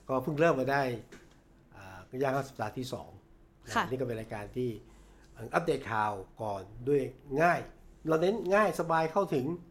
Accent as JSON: {"language": "Thai", "country": "Thailand", "tie": "born or raised there", "said": "ผมเป็นคนต่างจังหวัด"}